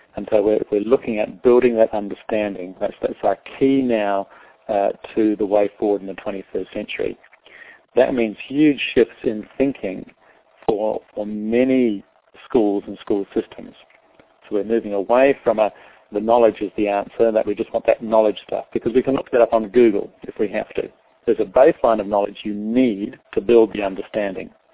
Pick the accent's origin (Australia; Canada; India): Australia; Adelaide, South Australia; moved away as an adult; also born or lived in London; now in New Zealand; I was born in uh, London. Uh, my parents were Irish. Uh, they immigrated to Australia when we were kids. And so I grew up in Adelaide in South Australia.